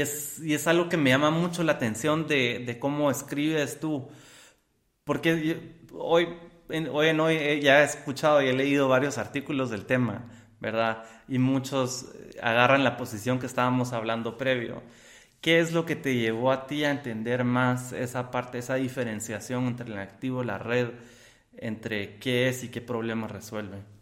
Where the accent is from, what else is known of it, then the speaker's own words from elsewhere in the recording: Guatemala; me pongo como guatemalteco